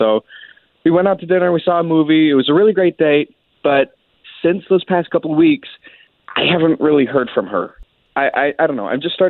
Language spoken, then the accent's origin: English; Tavares, Florida, United States